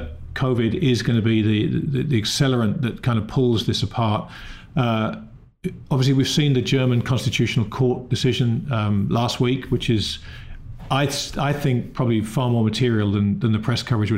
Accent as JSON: {"language": "English", "region": "England", "country": "United Kingdom", "said": "being English"}